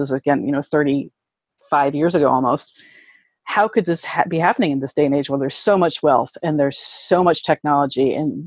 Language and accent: English; New England, Connecticut, United States; I grew up in New England. I'm from Connecticut